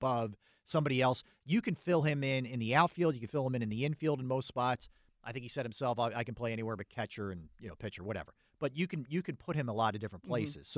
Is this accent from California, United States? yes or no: no; Delaware County, Pennsylvania, United States; I'm from Delco